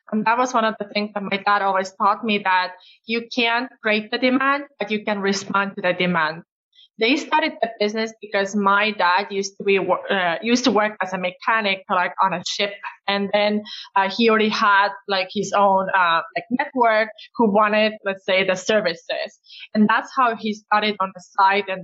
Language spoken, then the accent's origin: English; Estonia; English is a second language; Well, I was actually born in Soviet Union and we got the independence back in Estonia when I was seven years old.